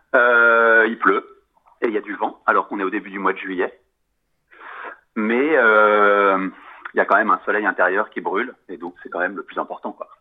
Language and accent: French; Paris, Île-de-France, France; moi je suis un Parisien pur sucre, quoi, si je puis dire. J'y suis né, j'y ai toujours vécu.